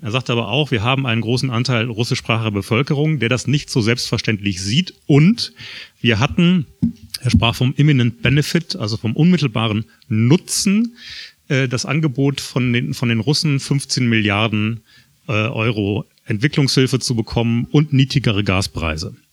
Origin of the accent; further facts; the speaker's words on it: Germany; als Deutsche